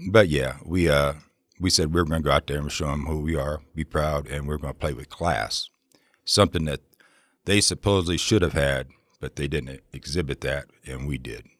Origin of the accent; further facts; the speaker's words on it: Ohio, United States; now in Oregon, United States; I come from Ohio originally